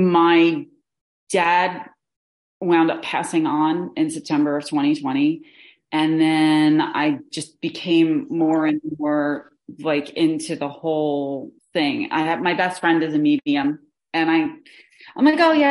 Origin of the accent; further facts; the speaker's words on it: New Jersey, United States; I'm from New Jersey